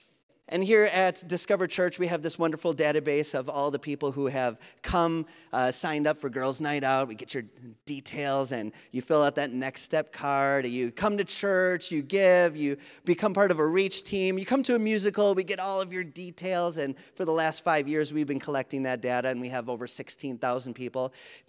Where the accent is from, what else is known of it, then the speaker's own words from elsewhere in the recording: Wisconsin, United States; accent: Wisconsin; I'm from Wisconsin. I'm very proud to be from Wisconsin, except I do tell people I lived away for 20 years, okay? And I lost my accent, but then it comes back super quick, so that's why you can understand me. I have a Wisconsin accent